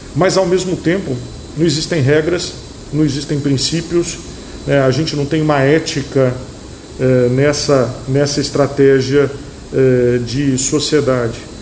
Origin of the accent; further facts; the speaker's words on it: Brazil; nós somos brasileiros